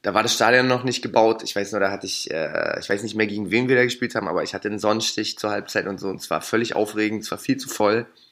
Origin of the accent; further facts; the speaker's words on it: Berlin, Germany; da, wo ich groß geworden bin, ne, da war Union sowieso immer die stärkste Macht Ne, wir sind ja, also Rot-Weiß-Hellersdorf